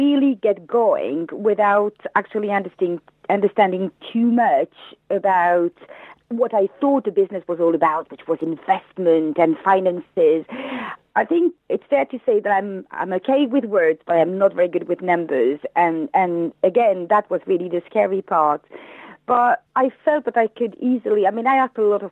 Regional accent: France; English is a second language; moved away as an adult; now in United Kingdom; You may have heard from my accent that I am not English. I moved in the UK 15 years ago from France, where I was a teacher

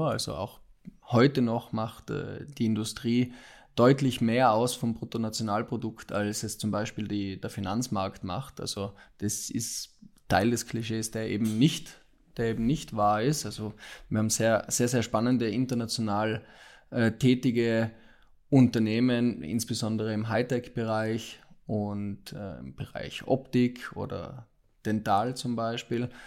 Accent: Austria; also born or lived in Milan, Italy; ich habe ursprünglich in Österreich studiert, bin Österreicher, habe dort österreichische Rechtswissenschaften studiert, vier Jahre lang

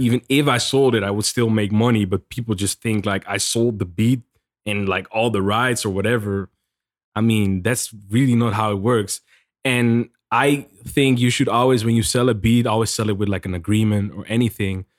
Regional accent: Netherlands; moved away as an adult; now in United States; I'm from the Netherlands and I just came here, just moved here

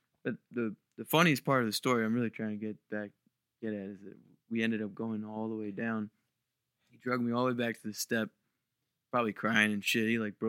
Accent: Maryland, United States; Well, I grew up down in Eastern Shore, Maryland.

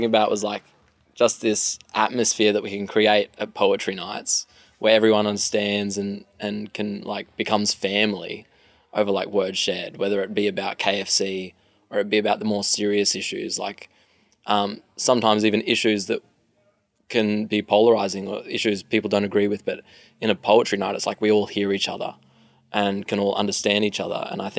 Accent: Queensland, Australia; moved away as an adult; now in New South Wales, Australia; I actually grew up in a small country town in Queensland called Billawilla, a town of about 5,000 people.

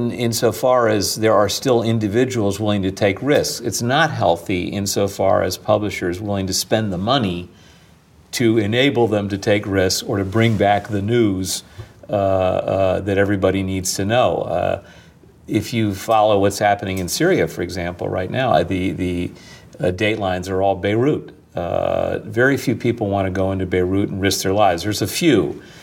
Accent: Winnetka, Illinois, United States; moved away; also born or lived in New York; I'm 57. He grew up in the black ghetto in Pittsburgh. I grew up in Winnetka, Illinois, on the North Shore of Chicago.

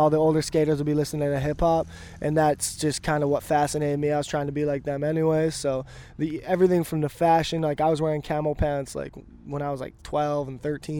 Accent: Vernon, British Columbia, Canada; now in Vancouver, Canada; I'm originally from Vernon, BC

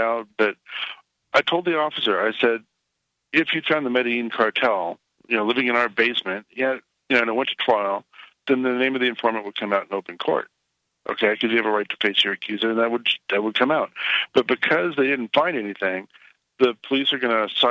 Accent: California, United States; now in Ohio, United States; I'm from California.

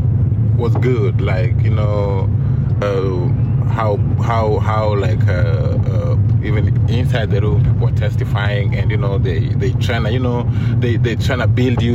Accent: Nairobi, Kenya; moved away as an adult; also born or lived in North Carolina; now in United States; Born and raised in Nairobi, Kenya

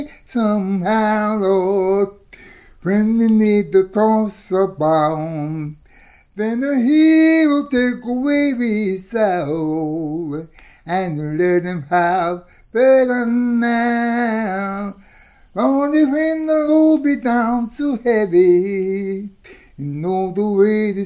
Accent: Carroll County, Maryland, United States; I was born in Carroll County.

